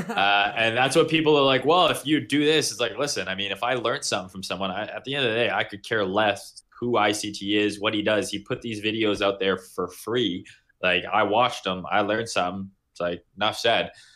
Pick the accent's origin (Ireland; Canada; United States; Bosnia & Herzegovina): Canada; I'm from Canada